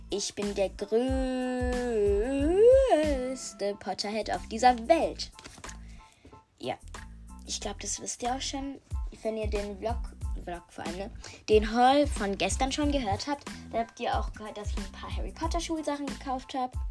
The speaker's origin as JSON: {"language": "German", "country": "Germany", "tie": "born there", "said": "Äh, ja, und ich bin auch, also ich bin in Deutschland geboren."}